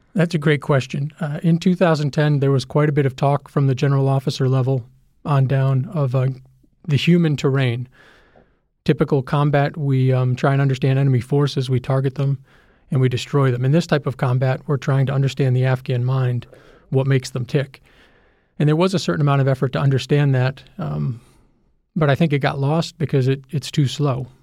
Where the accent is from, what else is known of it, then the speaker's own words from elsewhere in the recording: United States; we're America. We're the country that put a man on the moon.